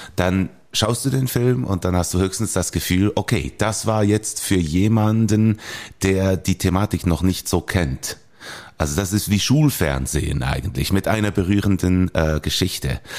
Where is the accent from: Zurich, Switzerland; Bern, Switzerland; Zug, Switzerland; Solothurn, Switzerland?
Bern, Switzerland; accent: Bernese; ich hatte meinen Dialekt, meinen Berner Dialekt